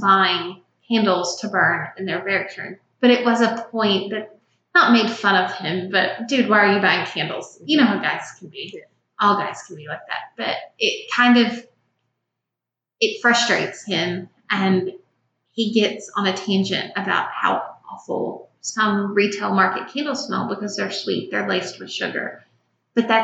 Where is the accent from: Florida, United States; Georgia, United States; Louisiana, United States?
Louisiana, United States; Shreveport; We grew up in Shreveport, Louisiana.